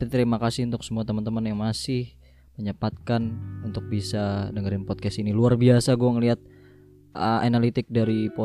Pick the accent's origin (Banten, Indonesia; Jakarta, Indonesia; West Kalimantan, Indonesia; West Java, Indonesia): Jakarta, Indonesia; now in Jember, Indonesia; sama halnya kayak kayak gue orang Jakarta dulu yang ngecengin orang-orang Jawa karena gini perbedaan kultur dan budaya di Jakarta dan di Jember itu luar biasa berbeda